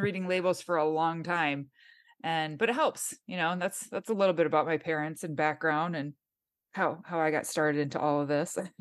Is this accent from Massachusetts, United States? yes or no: no; Michigan, United States; accent: nasally; moved away as an adult; now in Southern California, United States; born and raised in Michigan